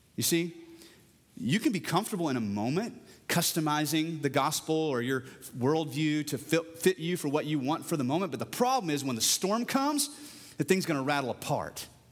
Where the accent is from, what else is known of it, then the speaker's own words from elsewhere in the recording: Parker County, Texas, United States; I come from Parker County and peach trees are still a thing, but even back then, you know, when I was thirteen